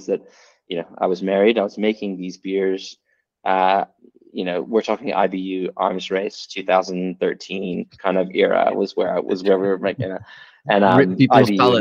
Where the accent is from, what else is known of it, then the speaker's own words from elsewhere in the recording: Texas, United States; now in Sydney, Australia; I'm from Texas originally